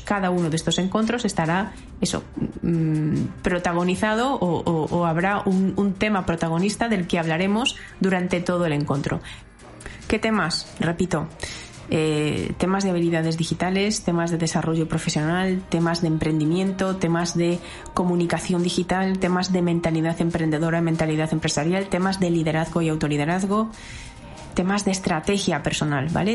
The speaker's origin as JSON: {"language": "Spanish", "region": "Galicia", "country": "Spain", "said": "yo soy gallega y tenía también muchas ganas de que tuviera mucho, mucho que ver con la tierriña"}